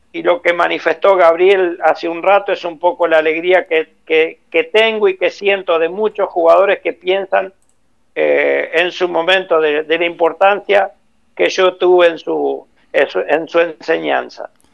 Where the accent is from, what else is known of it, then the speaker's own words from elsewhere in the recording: Nogoyá, Entre Ríos, Argentina; moved away; Yo soy de Nogoyá, Entre Ríos